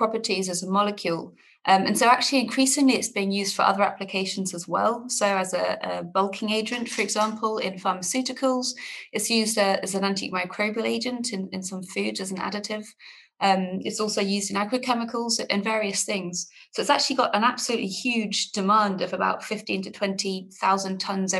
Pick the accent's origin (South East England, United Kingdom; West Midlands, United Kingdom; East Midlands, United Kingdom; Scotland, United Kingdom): South East England, United Kingdom; Oxford; moved away as an adult; also born or lived in Bristol; I'm actually from England originally. I'm from a town called Oxford, which is just near London.